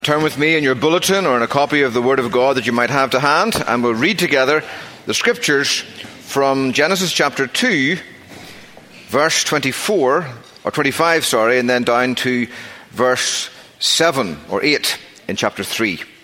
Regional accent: Northern Ireland, United Kingdom; moved away; I grew up in Northern Ireland

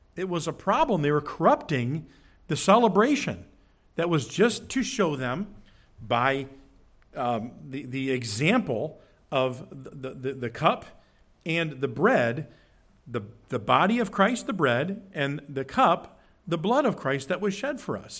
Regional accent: Curtis, United States; also born or lived in Oregon / Genoa; When I was growing up, we moved from Oregon to Curtis. I went to Genoa.

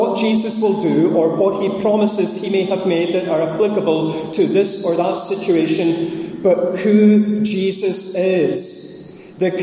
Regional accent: Scottish Highlands, Scotland, United Kingdom; I'm Scottish, I'm a Highlander, and I'm Presbyterian

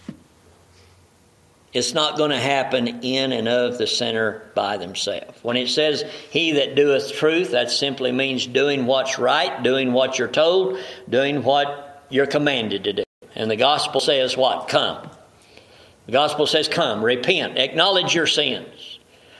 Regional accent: the South, United States; I grew up in the South.

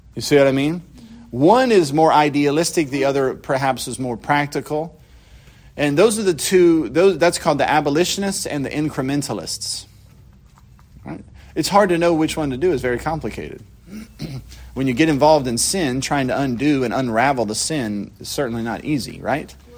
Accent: Louisiana, United States; Us folks down here in Louisiana

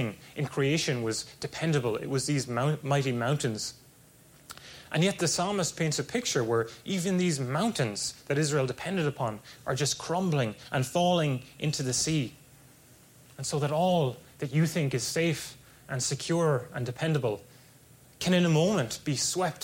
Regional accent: Ireland; moved away as an adult; now in California, United States; It was only 20 minutes from where I grew up, there was this strong castle, Black Rock Castle

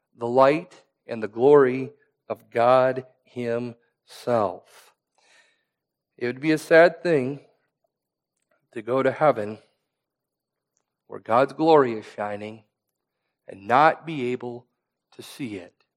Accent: Iowa, United States; I come from Iowa, where there's farmland that is passed down from generation to generation

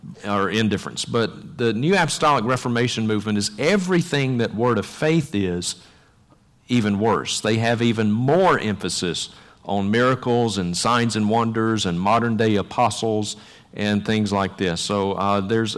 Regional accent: Vicksburg, Mississippi, United States; my hometown of Vicksburg, Mississippi

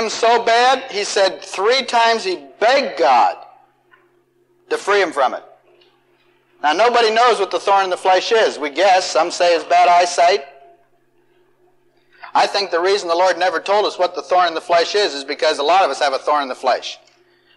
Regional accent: Marion, United States; moved away; from Marion, my hometown

